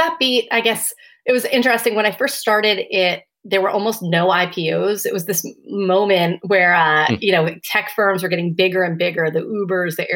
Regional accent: Long Island, New York, United States; now in Brooklyn, United States; I grew up on Long Island, right outside, about 45 minutes outside of the city. I now live not too far away. I live in Brooklyn.

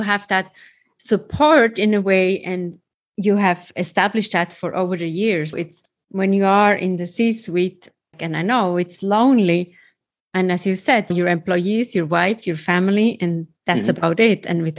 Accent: Switzerland; moved away; I came from Switzerland to New York, to Kilimanjaro, completing the Ironman.

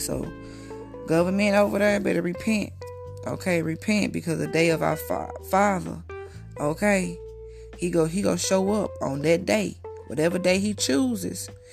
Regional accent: United States; accent: country; I'm from the States. I'm a little country. I come from the country, basically

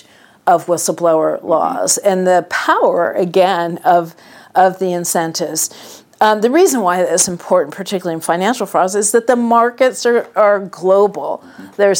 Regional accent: West Coast, United States; moved away; growing up on the West Coast, living half the year on the East Coast, and actually many years full-time on the East Coast

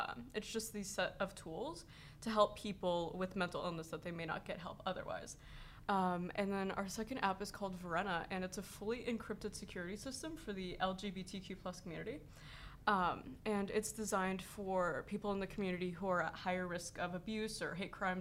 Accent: Los Angeles, California, United States; I'm 16 and I'm from Los Angeles, California

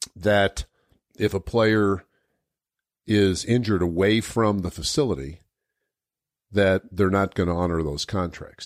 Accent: Denver, Colorado, United States; I grew up in Denver

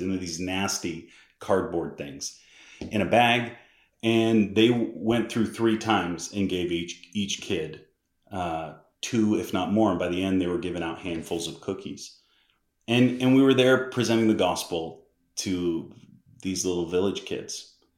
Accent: Massachusetts, United States; I'm from Massachusetts

